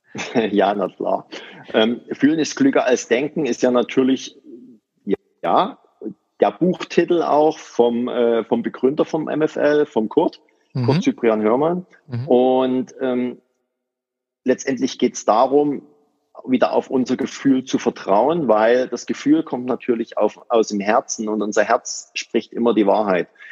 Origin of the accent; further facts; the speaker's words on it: near Dresden, Saxony, Germany; ich komme aus der Nähe von Dresden